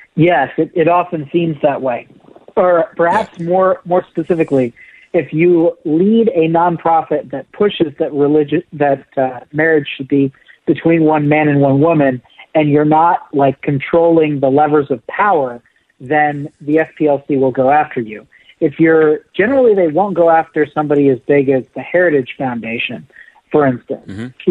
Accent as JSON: {"language": "English", "town": "Golden", "region": "Colorado", "country": "United States", "tie": "born or raised there", "also_born_or_lived": "Denver, Colorado", "said": "I grew up in Denver, Colorado, I grew up in Golden"}